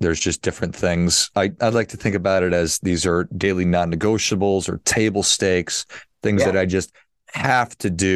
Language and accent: English; Midwest, United States; I grew up in the Midwest